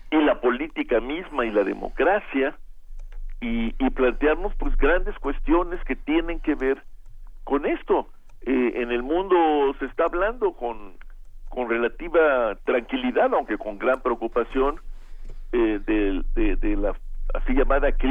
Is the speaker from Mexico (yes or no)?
yes; Mexico; lo que nos conmueve y nos mueve como mexicanos